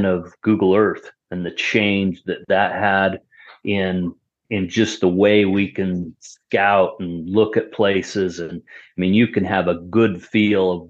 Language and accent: English; Salt Lake City, Utah, United States; also born or lived in Ogden, Utah / Farmington, Utah; I was born in Salt Lake and lived in Ogden part of my life, and so I've always been here, never lived outside Utah.